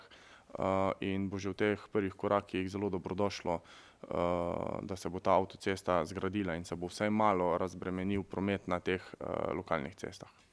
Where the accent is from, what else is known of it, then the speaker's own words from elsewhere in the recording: Carinthia, Slovenia; prihajam iz Koroške